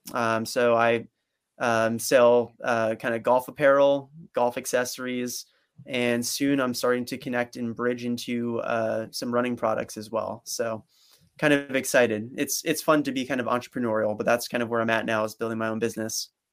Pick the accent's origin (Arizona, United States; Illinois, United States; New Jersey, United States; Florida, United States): New Jersey, United States; Princeton; growing up in Princeton, New Jersey